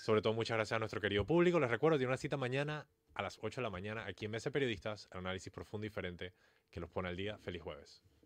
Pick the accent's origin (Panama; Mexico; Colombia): Panama; nosotros como sociedad panameña